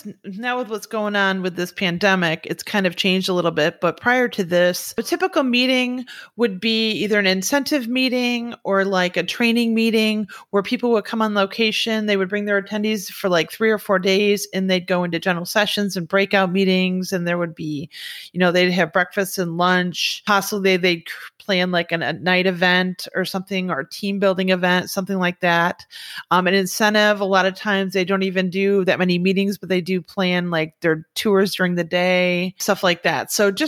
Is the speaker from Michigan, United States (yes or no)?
yes; Michigan, United States; now in Florida, United States; I came from Michigan, went to college up there, moved down here to Florida because I wanted to work at Disney.